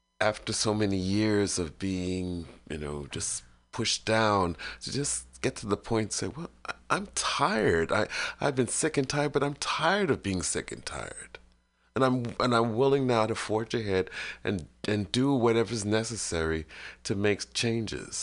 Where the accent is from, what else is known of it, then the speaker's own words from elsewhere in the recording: New York City, New York, United States; I grew up in Brooklyn, late 50s, 60s